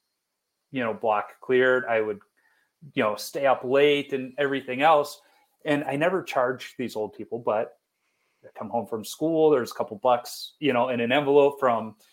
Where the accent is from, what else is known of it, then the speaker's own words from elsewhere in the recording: Chicago, Illinois, United States; Growing up in Chicago